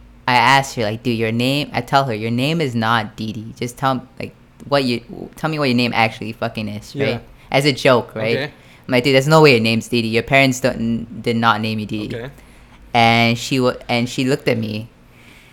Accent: Fukuoka, Japan; I'm from Fukuoka.

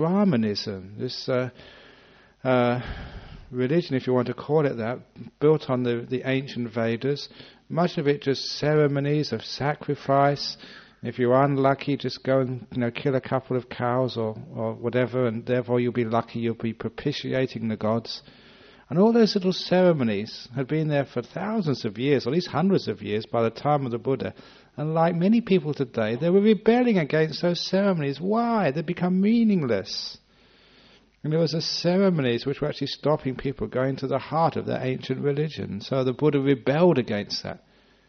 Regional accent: London, United Kingdom; now in Australia; I was born in London

